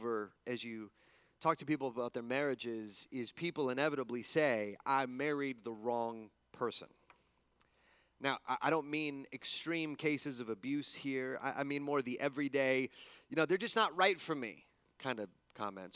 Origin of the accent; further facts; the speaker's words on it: El Paso, Texas, United States; moved away; also born or lived in East Coast; growing up in El Paso